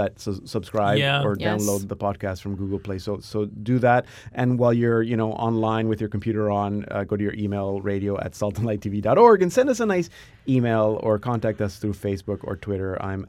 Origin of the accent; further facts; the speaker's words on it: Bethlehem, West Bank, Palestine; born there; Yeah, I was born in Bethlehem.